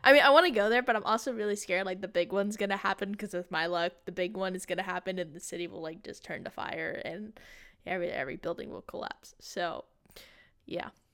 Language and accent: English; Texas, United States; as a Texan